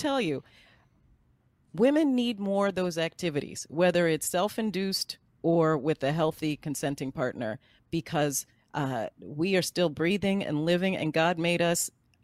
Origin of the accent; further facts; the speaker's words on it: France; I was born in France